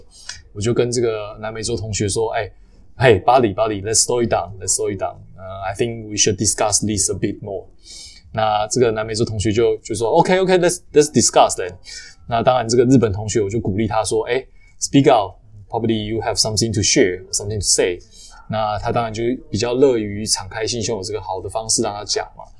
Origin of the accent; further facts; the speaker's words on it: Taiwan; 那我要选另外一个学校，是我可以 build up 我台湾人 connection 的学校。